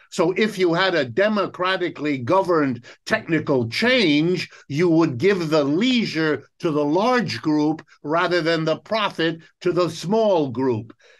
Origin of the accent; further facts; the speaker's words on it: United States; first language German; English is a second language; My, my first language is German, my second language is French. English is my third language, even though I was born and raised in the United States